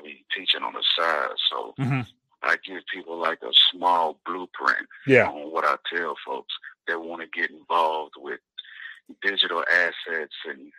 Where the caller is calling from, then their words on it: Texas, United States; Colleen, Texas.